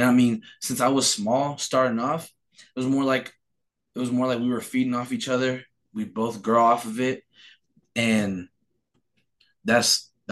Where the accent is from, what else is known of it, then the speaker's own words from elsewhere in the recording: New Mexico, United States; also born or lived in Phoenix, Arizona; they chose to live in New Mexico. So we moved down here, and I've been living here ever since I moved from Phoenix.